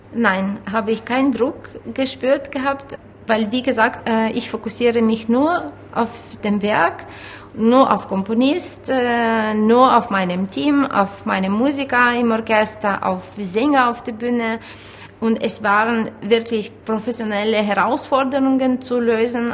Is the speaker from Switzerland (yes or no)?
no; Ukraine; moved away